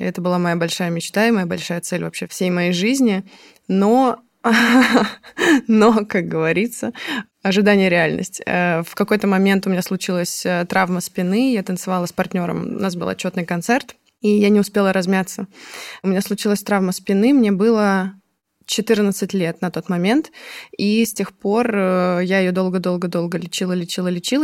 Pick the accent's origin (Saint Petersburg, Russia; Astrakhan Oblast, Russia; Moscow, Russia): Moscow, Russia; Я сама из Москвы